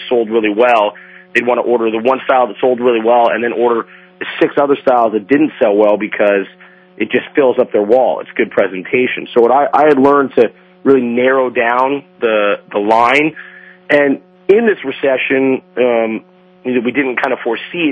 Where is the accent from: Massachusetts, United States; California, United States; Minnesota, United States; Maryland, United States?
California, United States; Huntington Beach; I'm born and raised in Huntington Beach